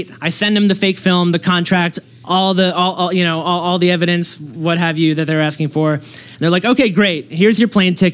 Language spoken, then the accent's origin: English; Long Island, New York, United States; I grew up in Long Island